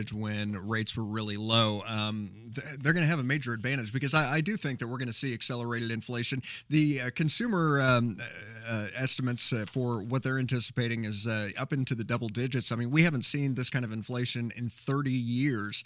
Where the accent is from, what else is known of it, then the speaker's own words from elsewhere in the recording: Carmel, Indiana, United States; moved away; Our hometown of Carmel, Or at least that's my my hometown. That's where my folks are located